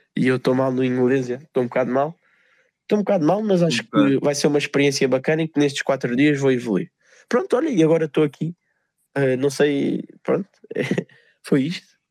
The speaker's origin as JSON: {"language": "Portuguese", "country": "Portugal", "said": "eu, como bom português"}